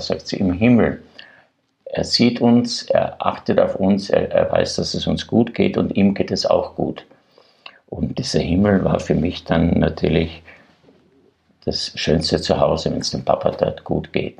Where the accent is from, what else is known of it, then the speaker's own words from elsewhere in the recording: Graz, Styria, Austria; ich bin ja Grazer, ich war ein Stadtkind